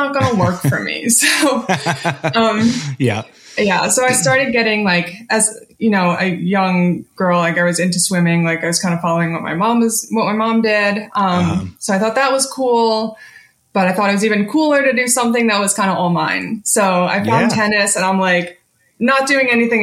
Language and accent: English; Abington, Pennsylvania, United States; I grew up in Philly, suburbs of Philly, just kind of like 20 minutes north of the city, called Abington.